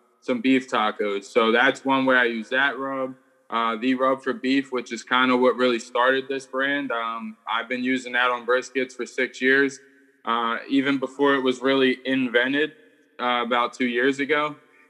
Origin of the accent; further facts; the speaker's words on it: Philadelphia, Pennsylvania, United States; Born and raised in Philadelphia